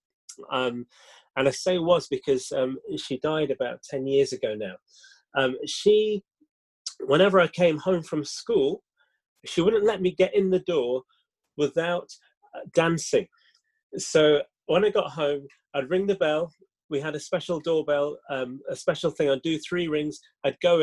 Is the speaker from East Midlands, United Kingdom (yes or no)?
no; Leeds, Yorkshire and the Humber, United Kingdom; I was born and brought up in Leeds in West Yorkshire